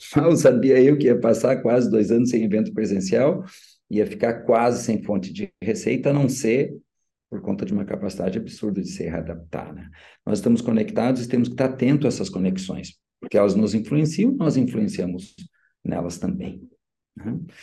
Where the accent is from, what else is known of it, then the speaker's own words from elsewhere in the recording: São Borja, Rio Grande do Sul, Brazil; moved away as an adult; quando retornei para minha terra natal, que é onde eu moro até hoje